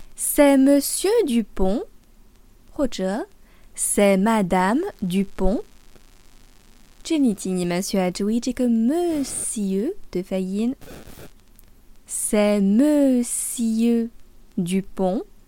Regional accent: France; now in Paris, France; je suis française et j'habite à Paris

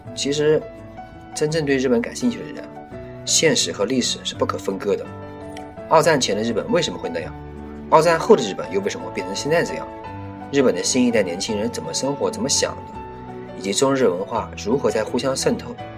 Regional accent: China; 身为中国人

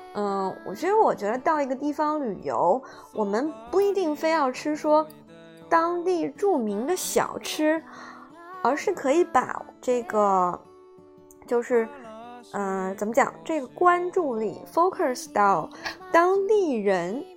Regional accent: southern China, China; moved away as an adult; also born or lived in United Kingdom; 作为一个南方人

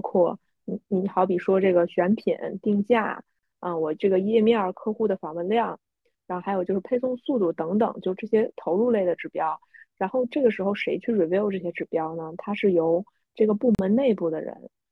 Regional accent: China; 我们中国人

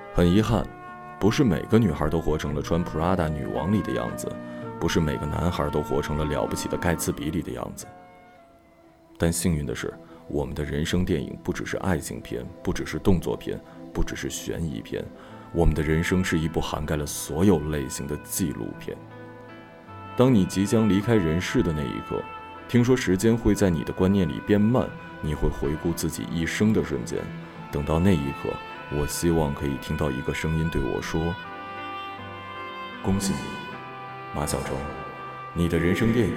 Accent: China; 作为一个中国人，一个八零后、九零后的中国人

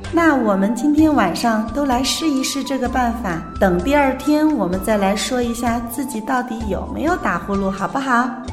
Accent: Luoyang, Henan, China; 又到了我们洛阳最美的季节了

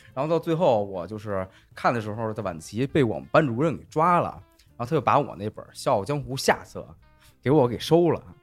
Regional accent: Beijing, China; 咱们北京的这个考生就是，呃，比较极端

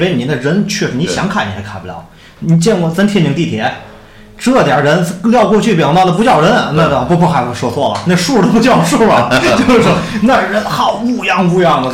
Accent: Tianjin, China; 咱们天津卫过去就是这个很多的八国联军过去在咱们这儿驻扎

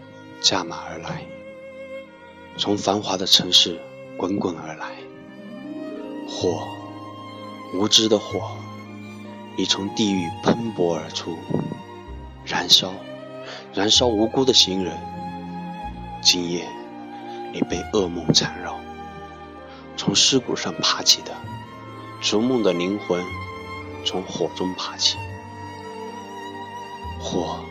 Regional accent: Guizhou, China; 作为一个贵州人，

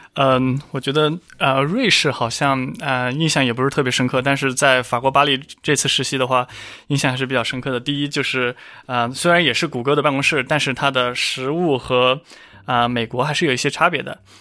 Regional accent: Hunan, China; 我家就是湖南那边

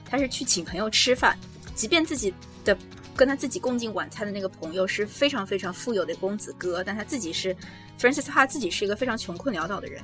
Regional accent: China; now in New York, United States; 我们中国人

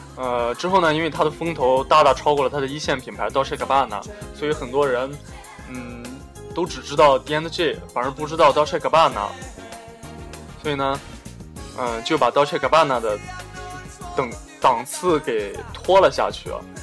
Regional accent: China; moved away; 我们中国人

